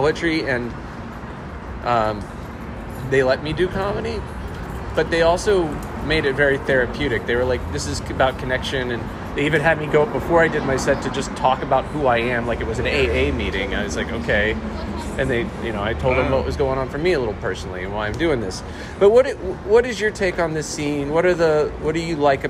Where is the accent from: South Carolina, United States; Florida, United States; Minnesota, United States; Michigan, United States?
South Carolina, United States; I'm from South Carolina